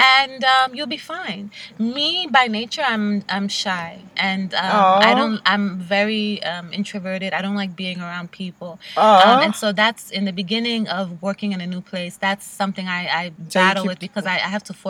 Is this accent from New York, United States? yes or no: yes; New York, United States; I'm a New Yorker